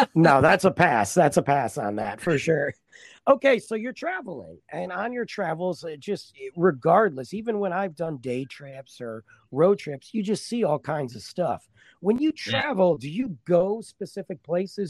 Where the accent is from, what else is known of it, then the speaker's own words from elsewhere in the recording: Michigan, United States; now in Texas, United States; I'm from Michigan uh, originally, and I've been in Texas about 11 years